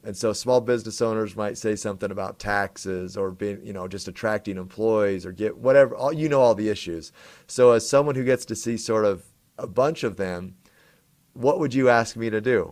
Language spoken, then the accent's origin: English; McCammon, Idaho, United States; moved away; my hometown of McCammon